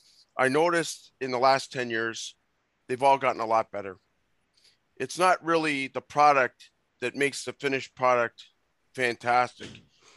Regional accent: Canada; I'm Canadian.

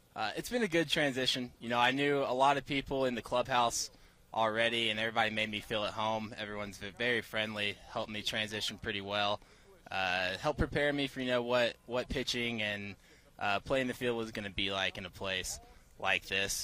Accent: Williamson, Georgia, United States; also born or lived in Stockbridge, Georgia; I'm from Pike County, Georgia, a little town of Williamson.

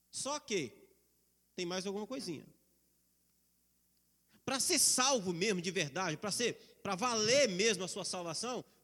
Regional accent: Brazil

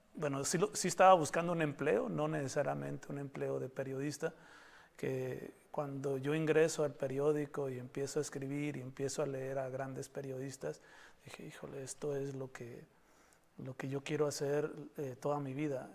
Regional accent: Baja California, Mexico; also born or lived in Mexico City; los, los bajacalifornianos

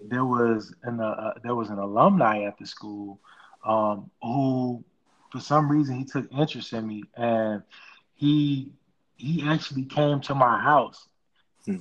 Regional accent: Chicago, Illinois, United States; as far as growing up in Chicago

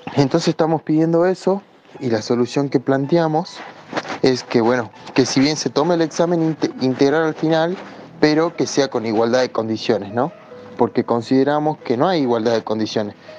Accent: El Carmen, Jujuy, Argentina; soy de Jujuy, eh, de una localidad del interior que se llama El Carmen

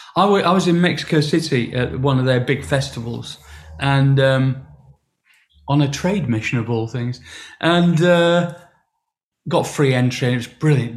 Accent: Sheffield, Yorkshire and the Humber, United Kingdom; my hometown

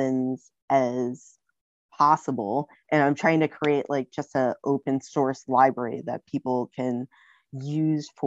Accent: New York City, New York, United States; I grew up in the Bronx, and I also would grow up in upstate New York

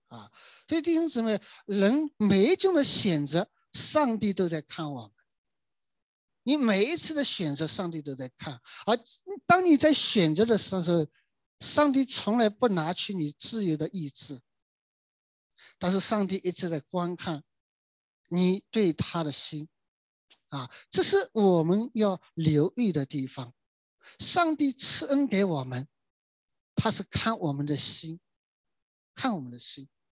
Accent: China; 我们中国人春节过年呢

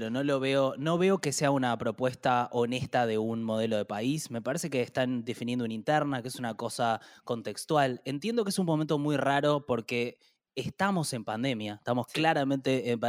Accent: Argentina; primero que es muy loco como en Argentina tenemos eh, una elección para definir internas

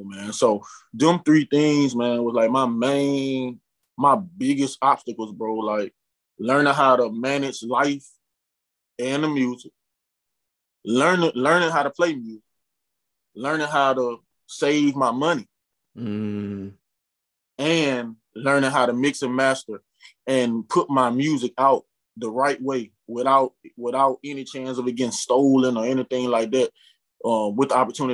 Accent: Prichard, Alabama, United States; also born or lived in Mobile, Alabama; I'm from Pritchard, Alabama. You know, so most of the people I know, we came from the mud

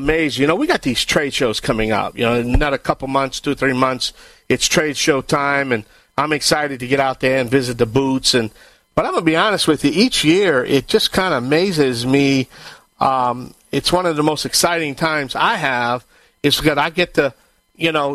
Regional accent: Cajun, the Bayou Land, Louisiana, United States; I am the Cajun Man from the Bayou Land

